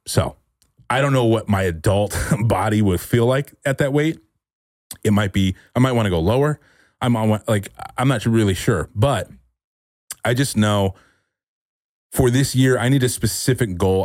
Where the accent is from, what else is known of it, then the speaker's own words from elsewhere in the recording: California, United States; moved away as an adult; now in Austin, United States; I'm from California and I spent a lot of time